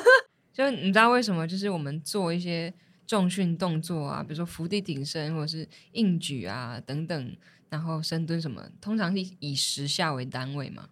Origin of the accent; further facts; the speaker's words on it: Chiayi, Taiwan; moved away as an adult; also born or lived in Taichung; 我大学的时候是在台中念书，然后我是嘉义人嘛